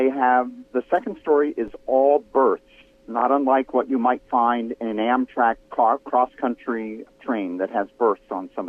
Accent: Los Angeles, California, United States; I'm from Los Angeles.

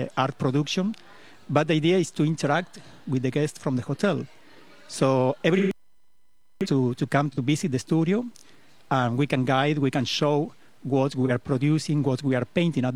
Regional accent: Argentina; English is a second language; moved away as an adult; now in Costa Rica; Originally, I am from Argentina. But I came to Costa Rica 22 years ago, and I decided to live here

